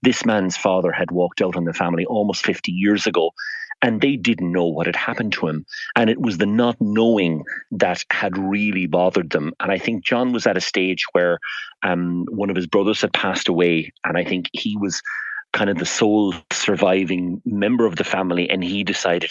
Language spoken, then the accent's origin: English; Fermoy, Munster, Ireland; I'm from Fermoy in North Cork